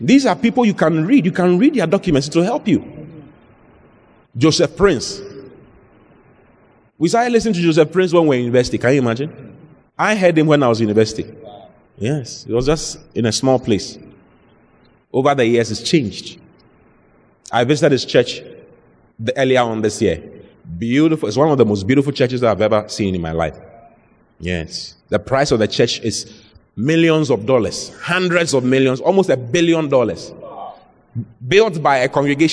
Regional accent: Accra, Greater Accra, Ghana; I was born in Accra, in Dansoman

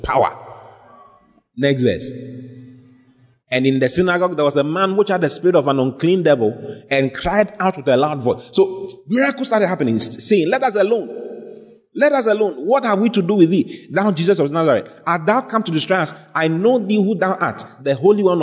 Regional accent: Ghana; I'm from Ghana

